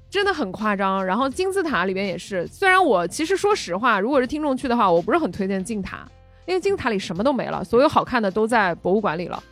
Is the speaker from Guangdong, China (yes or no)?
yes; Guangdong, China; 你看我们潮汕人，对吧？吃牛肉